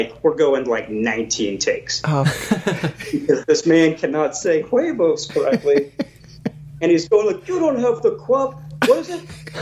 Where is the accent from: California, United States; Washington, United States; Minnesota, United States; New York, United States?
New York, United States; New York City; also born or lived in Brooklyn, New York; I'm from New York